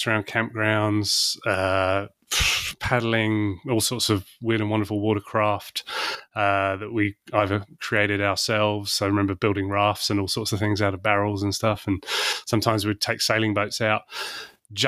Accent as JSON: {"language": "English", "region": "London", "country": "United Kingdom", "tie": "born or raised there", "also_born_or_lived": "Shooter's Hill, southeast London", "moved": "yes", "lives_now": "New Zealand", "said": "I grew up in London"}